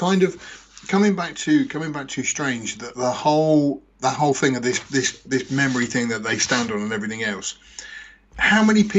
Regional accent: England, United Kingdom; In England.

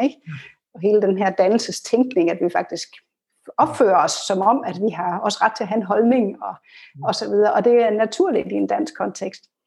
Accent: Denmark

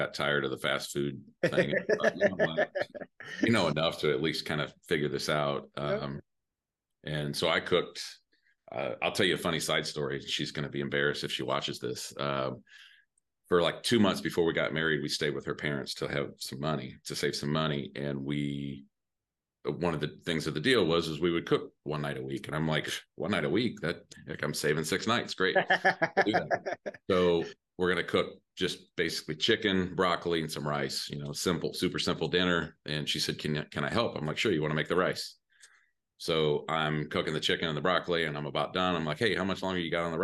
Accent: Mishawaka, Indiana, United States; also born or lived in San Diego, California / Muncie, Indiana; now in Indianapolis, United States; it's a town next to South Bend called Mishawaka

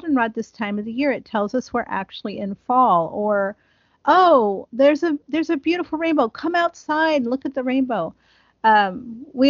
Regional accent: Ohio, United States; I grew up in Ohio, and there's a tree called the buckeye tree

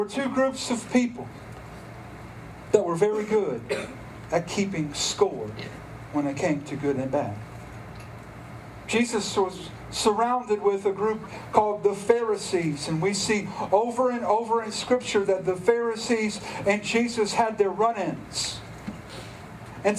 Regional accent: Stanly County, North Carolina, United States; we're from Stanley County

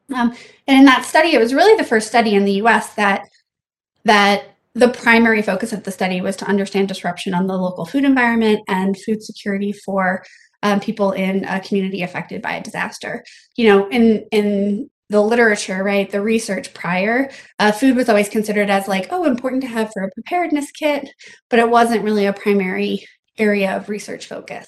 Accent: South Louisiana, United States; moved away; also born or lived in Vietnam / Bangladesh / New York / Philadelphia; I am from South Louisiana, um, where disasters are just a part of life

